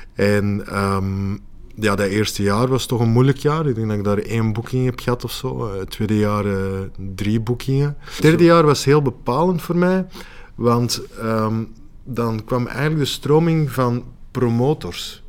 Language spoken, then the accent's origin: Dutch; Antwerp, Flanders, Belgium